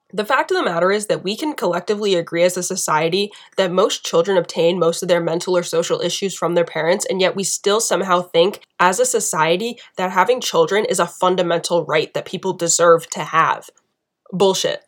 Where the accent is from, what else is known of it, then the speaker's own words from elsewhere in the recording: United States; being an American